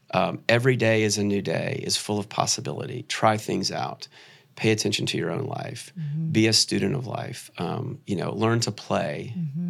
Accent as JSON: {"language": "English", "town": "Atlanta", "region": "Georgia", "country": "United States", "tie": "born or raised there", "also_born_or_lived": "New York", "said": "I grew up around Atlanta"}